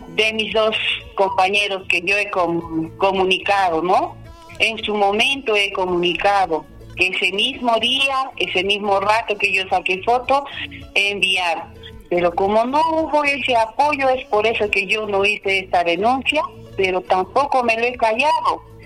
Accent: Limatambo, Cusco, Peru; yo soy de Limatambo, yo soy hija de limatambeños, que siempre he vivido aquí todo, toda mi niñez y hasta hoy sigo viviendo.

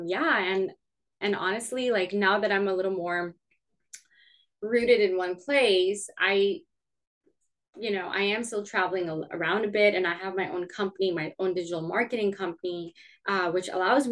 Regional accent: Canada; moved away; I'm originally from Canada

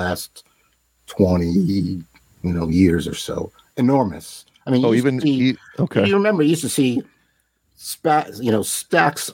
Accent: Long Island, New York, United States; moved away; I grew up in Long Island.

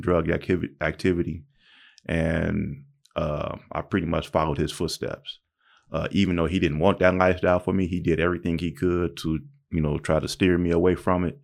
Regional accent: Pomona, California, United States; also born or lived in Palm Springs, California; I was actually born and raised in Pomona, California

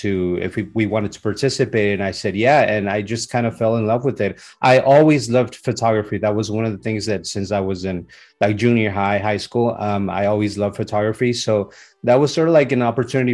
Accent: San Diego, California, United States; also born or lived in Mexico; Born in Mexico. I grew up in Southern California, in San Diego to be more precise

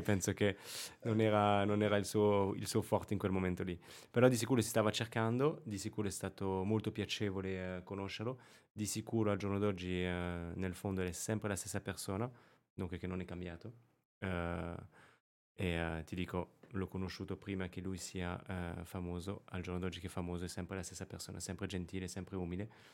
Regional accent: Périgord, Nouvelle-Aquitaine, France; born or raised there; Italian is a second language; moved away as an adult; also born or lived in Rome, Italy / Monte Carlo / Caribbean; now in Milan, Italy

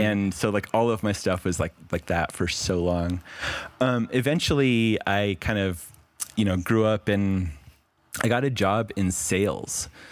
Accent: Las Vegas, Nevada, United States; I grew up in Las Vegas

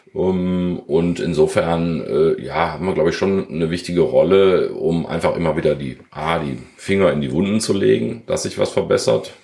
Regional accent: Krefeld, North Rhine-Westphalia, Germany; geboren in Krefeld, Vater zweier Kinder, die äh, neun und zwölf sind und äh, verheiratet seit 13 Jahren. Ja, und sehr glücklich in Krefeld.

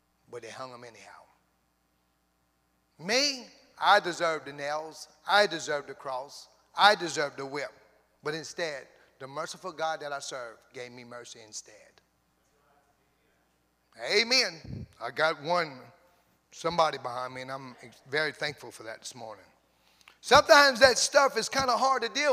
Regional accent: Cajun, Louisiana, United States; I'm a Cajun, pure Cajun.

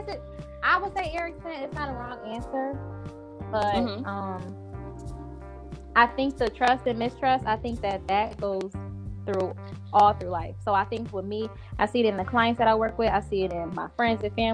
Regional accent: Buffalo, New York, United States; I'm from Buffalo, New York, born and raised here.

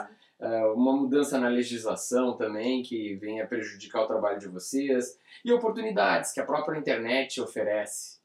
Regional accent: Brazil; nós somos brasileiros e estamos no Brasil

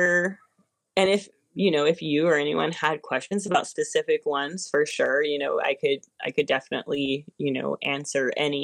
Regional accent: Arizona, United States; I grew up in Arizona for the most part

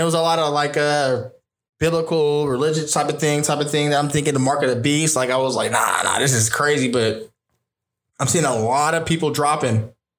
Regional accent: Inglewood, California, United States; I'm originally from Los Angeles, Inglewood, California.

